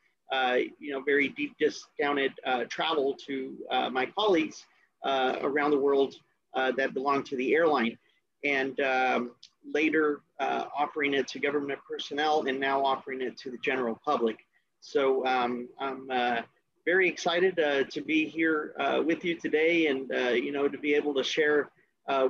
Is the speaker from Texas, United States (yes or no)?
yes; Brownsville, Texas, United States; also born or lived in Dallas-Fort Worth, Texas; I was born and raised in Brownsville, Texas